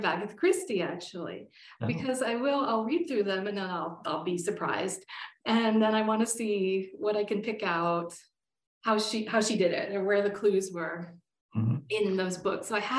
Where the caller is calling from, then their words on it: Colorado, United States; I'm Zooming from Colorado and it's finally snowed in my part of Colorado.